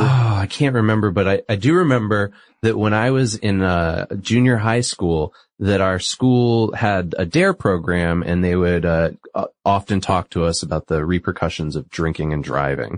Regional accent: New England, United States; I'm from New England

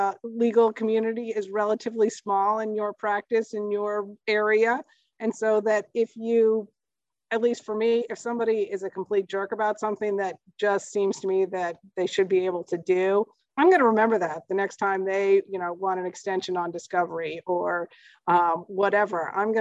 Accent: Midwest, United States; Frankly, I grew up in the Midwest.

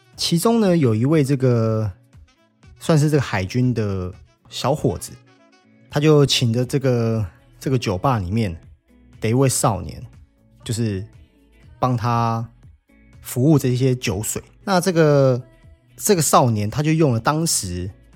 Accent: Taiwan; 我们台湾人

